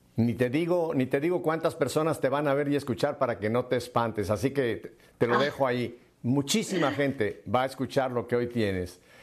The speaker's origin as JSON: {"language": "Spanish", "country": "Mexico", "moved": "yes", "said": "mi tierra, a México"}